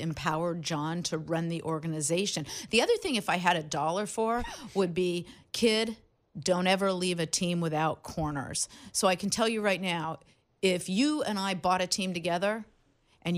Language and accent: English; Los Angeles, California, United States; I grew up in Los Angeles